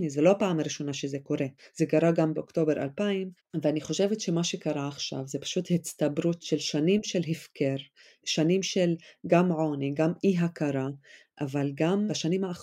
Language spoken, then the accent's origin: Hebrew; Israel; אנחנו ערבי ישראל, נכון? אנחנו הציבור הערבי בישראל